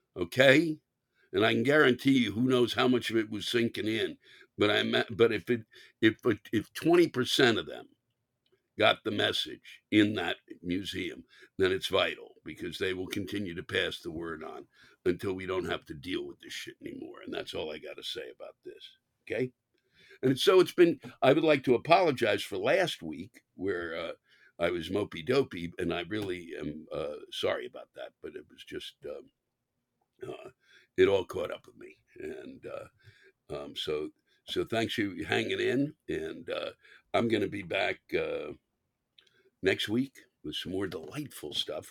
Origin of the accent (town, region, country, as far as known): New York, United States